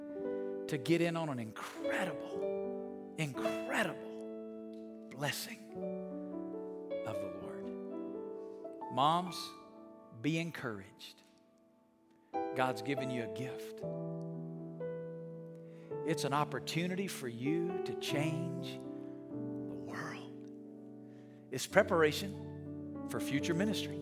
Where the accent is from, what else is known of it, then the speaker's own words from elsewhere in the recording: Alabama, United States; moved away as an adult; now in Las Vegas, United States; I'm from Alabama